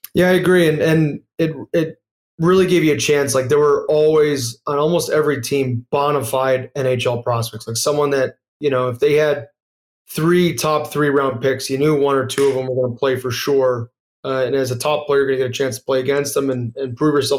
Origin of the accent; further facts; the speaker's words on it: United States; as an American kid